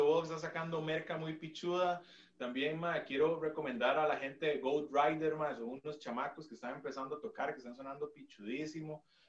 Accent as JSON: {"language": "Spanish", "country": "Costa Rica"}